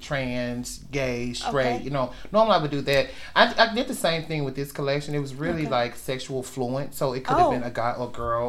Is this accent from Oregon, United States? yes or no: no; Tennessee, United States; also born or lived in Chicago, Illinois; now in Phoenix, United States; I'm originally from Chicago, but I was raised in Tennessee.